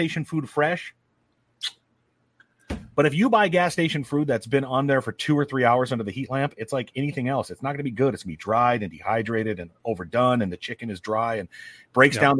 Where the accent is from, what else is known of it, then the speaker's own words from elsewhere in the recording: north of the Mason-Dixon line, United States; I'm a Yank from Mason Dixon